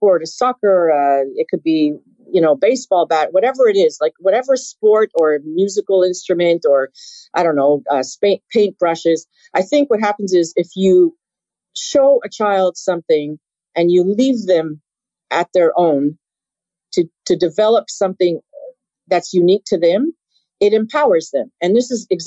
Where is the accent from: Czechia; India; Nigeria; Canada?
Canada; Being Canadian